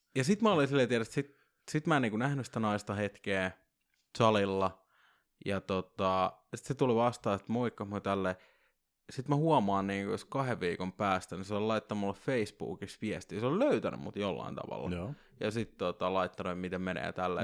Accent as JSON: {"language": "Finnish", "town": "Vantaa", "region": "Uusimaa", "country": "Finland", "said": "mä oon Korsasta"}